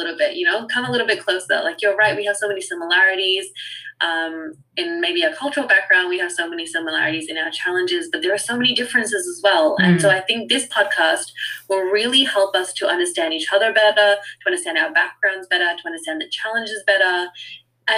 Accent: Australia; also born or lived in New Zealand; I was born in New Zealand and raised in Australia, and I'm Fijian Indian

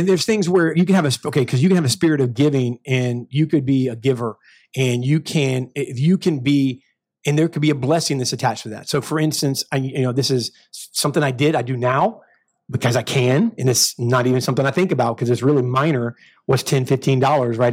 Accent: United States; I'm American to the bone

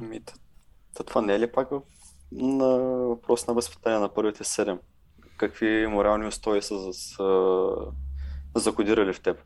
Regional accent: Bulgaria; ние като българи

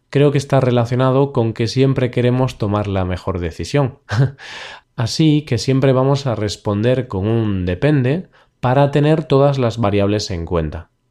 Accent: Galicia, Spain; born there; Soy un gallego porque nací en Galicia, una región de España situada al noroeste.

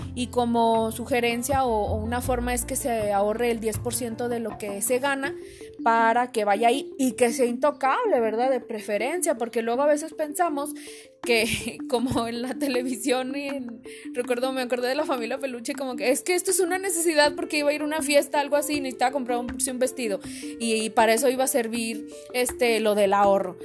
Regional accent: Mexico; como mexicanos

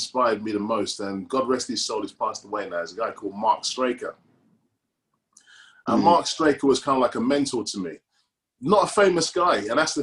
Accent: Reading, South East England, United Kingdom; I'm from Reading

